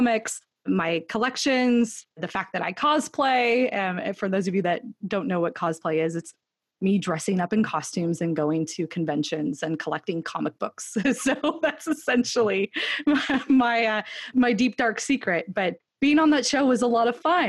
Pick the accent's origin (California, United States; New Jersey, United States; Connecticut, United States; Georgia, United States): California, United States; now in Austin, United States; I grew up in California